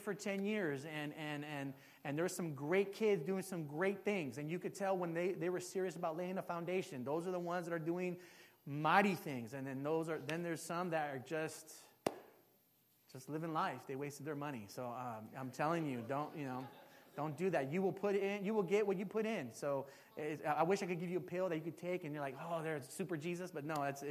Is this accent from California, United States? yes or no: yes; San Jose, California, United States; I'm from San Jose. This is my hometown. I'm from the east side.